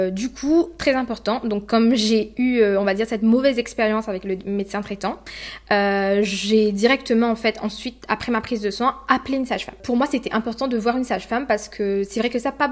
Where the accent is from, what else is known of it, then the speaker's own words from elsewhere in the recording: Sainte-Suzanne, France; donc je suis de Sainte-Suzanne.